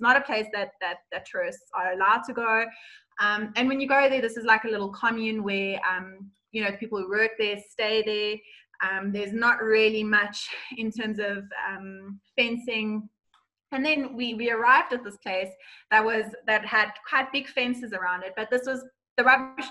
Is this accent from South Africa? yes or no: yes; South Africa; as a South African tourist